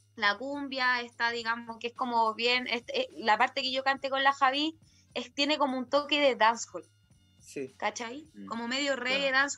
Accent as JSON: {"language": "Spanish", "country": "Chile", "said": "esto es Chile, yo soy chilena, vengo de acá y esta es mi cultura"}